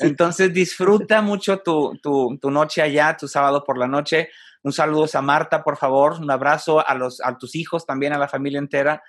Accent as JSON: {"language": "Spanish", "country": "Mexico", "said": "Como mexicano"}